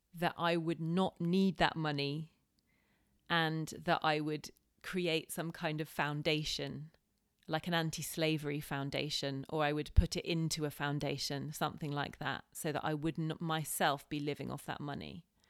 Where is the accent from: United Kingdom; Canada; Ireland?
United Kingdom; as white people, as British people